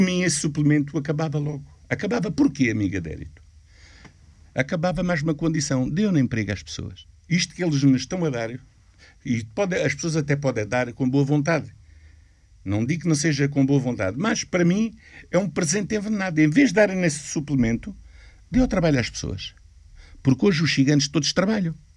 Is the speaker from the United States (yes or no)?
no; Portugal; sendo português, eu sendo português, sendo expulso de Portugal, já sou português há 600 anos